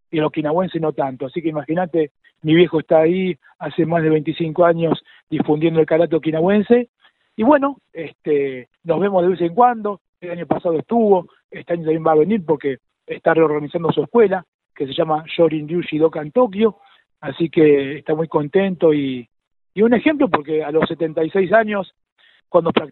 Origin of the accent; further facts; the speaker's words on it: Argentina; yo soy argentino. Eh, mis viejos y mis abuelos vinieron a Argentina